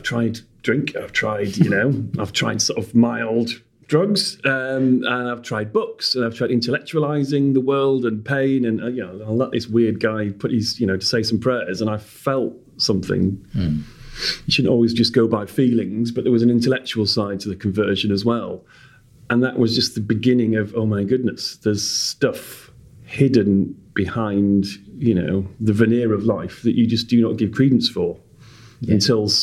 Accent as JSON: {"language": "English", "town": "Leeds", "region": "Yorkshire and the Humber", "country": "United Kingdom", "tie": "born or raised there", "also_born_or_lived": "Durham / Gateshead", "moved": "as an adult", "lives_now": "London, United Kingdom", "said": "I had been up north by then all my life. So being further up north kind of made sense, even though when I first arrived and I told them I was from Leeds"}